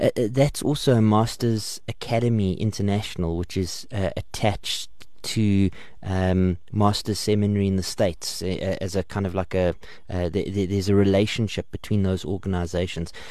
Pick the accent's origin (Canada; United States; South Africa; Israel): South Africa; Port Elizabeth, Eastern Cape; Um, I'm from Port Elizabeth